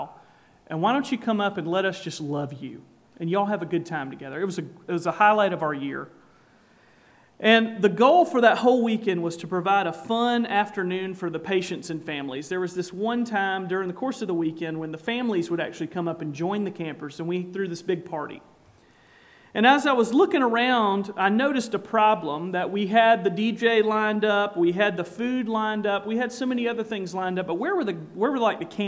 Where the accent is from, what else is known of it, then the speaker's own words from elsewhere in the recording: South Carolina, United States; I'm from South Carolina, if you hadn't picked up from the accent already